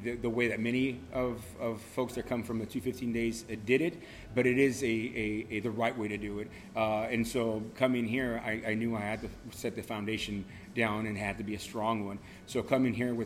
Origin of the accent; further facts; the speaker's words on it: Orange County, California, United States; I'm from Orange County